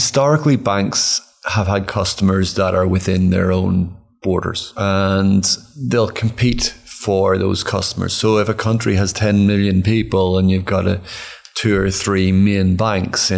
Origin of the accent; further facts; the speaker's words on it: Ireland; I'm from Ireland